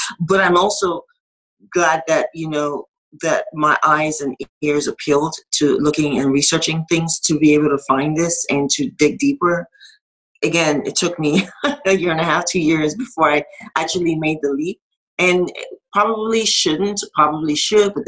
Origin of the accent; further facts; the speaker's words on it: Nigeria; now in United States; I'm from Nigeria